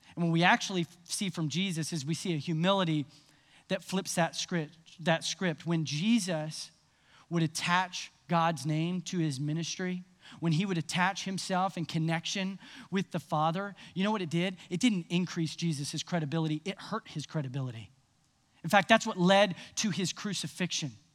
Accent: Nashville, Tennessee, United States; I grew up in Nashville

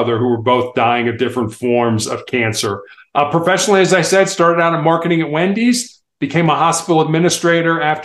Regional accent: United States; I am from the United States

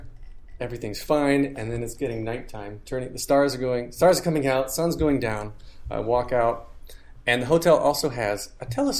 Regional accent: North Carolina, United States; now in New York, United States; North Carolina.

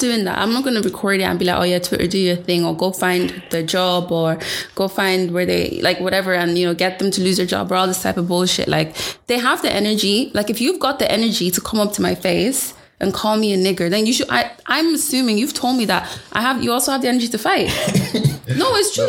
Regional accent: Ireland; I would just say Ireland.

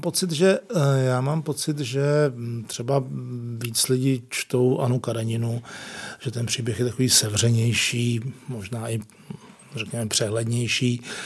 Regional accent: Prague, Czechia; Jsem, jsem z Prahy

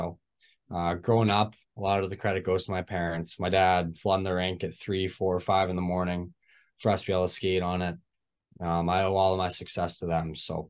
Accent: St. Adolphe, Manitoba, Canada; I grew up in St. Adolph, Manitoba, a small town about 15 minutes south of Winnipeg, 1,500 to 2,000 people. It's a hockey town.

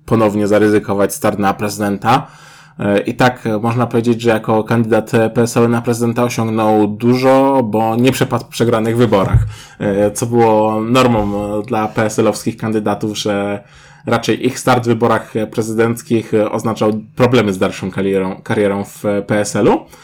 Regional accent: Kraków, Lesser Poland, Poland; jesteśmy z Krakowa

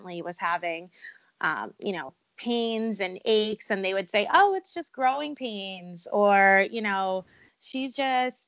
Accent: Long Island, New York, United States; also born or lived in Poconos, Pennsylvania; now in Pennsylvania, United States; I currently live in the Poconos in Pennsylvania, but I am originally from Long Island, New York

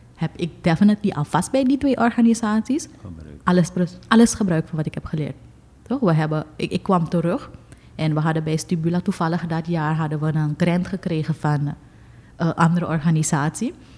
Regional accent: Suriname

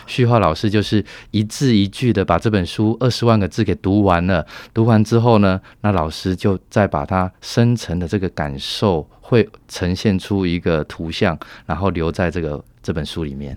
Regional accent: Taiwan; moved away as an adult; now in Singapore; 我也是台湾人当时十多年前到了新加坡去

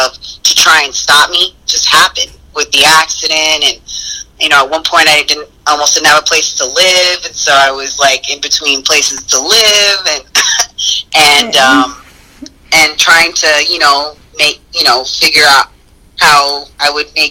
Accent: United States; being American

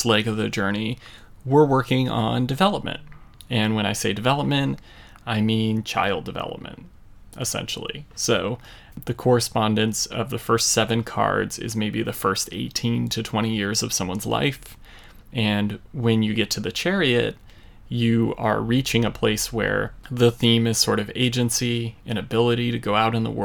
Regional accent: United States; as an American child

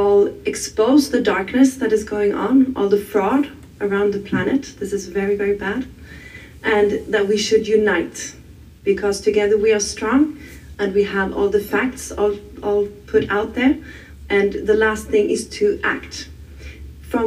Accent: Sweden; I'm from Sweden.

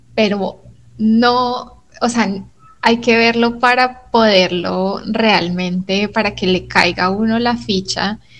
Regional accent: Colombia; como latinoamericanos y como colombianos

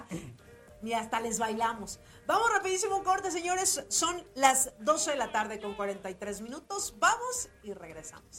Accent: Mexico; nosotros como mexicanos

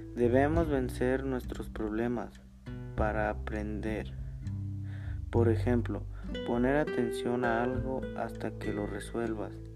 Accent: San Miguel Xochitla, Igualtepec, Puebla, Mexico; Soy de San Miguel Sosutla, Gualtepe Puebla

